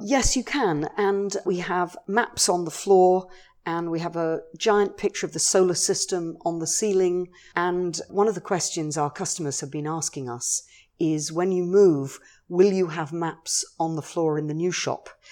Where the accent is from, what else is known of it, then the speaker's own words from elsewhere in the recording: London, United Kingdom; moved away as an adult; also born or lived in Minneapolis; now in Fort Lauderdale, United States; I grew up on the edge of London